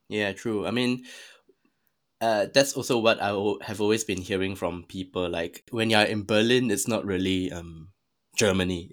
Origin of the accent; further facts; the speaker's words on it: Singapore; I'm Singaporean. I'm, I was born in Singapore